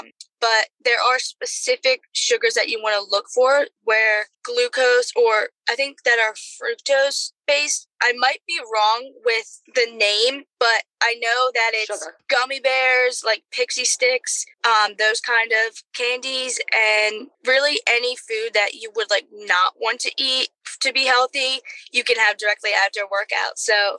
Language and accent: English; Philadelphia, Pennsylvania, United States; Because I'm from Philly, honey.